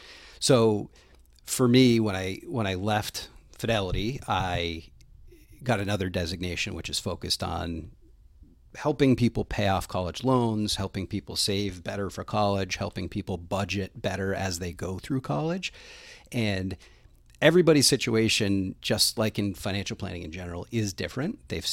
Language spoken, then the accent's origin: English; New Hampshire, United States; I actually grew up all over the state of New Hampshire. So I moved a bunch of times as a kid